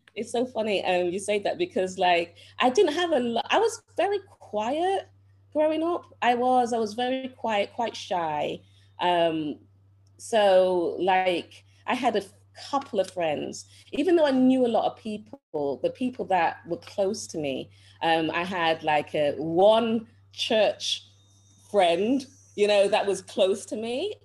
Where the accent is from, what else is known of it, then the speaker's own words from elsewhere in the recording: Manchester, North West England, United Kingdom; I was born in England, um, Manchester, England. And Manchester, I'm sure most of you know, is the north of England.